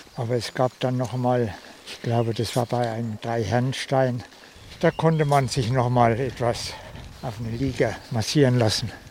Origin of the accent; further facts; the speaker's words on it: Thuringia, Germany; moved away as an adult; now in Magdeburg, Germany; ich bin Thüringer